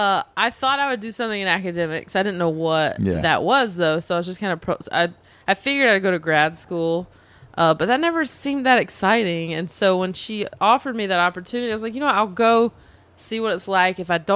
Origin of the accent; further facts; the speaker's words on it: North Carolina, United States; moved away as an adult; also born or lived in Spain; now in Los Angeles, United States; I'm from North Carolina, where everyone's friends.